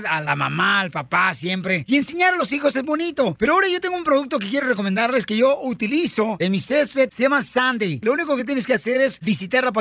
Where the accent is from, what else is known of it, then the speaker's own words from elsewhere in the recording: Monterrey, Nuevo León, Mexico; como saben que soy de Monterrey, Nuevo León, y con esta cara y con este físico